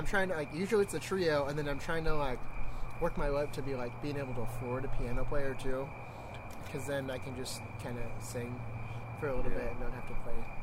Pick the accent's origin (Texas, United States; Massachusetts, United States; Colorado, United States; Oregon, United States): Oregon, United States; Newberg; I grew up in Newburgh, not too far from here.